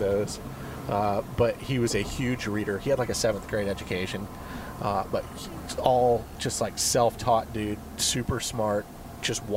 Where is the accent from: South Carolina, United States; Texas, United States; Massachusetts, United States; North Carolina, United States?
South Carolina, United States; Charleston; Charleston, South Carolina. East Coast, man. The Holy City, as they call it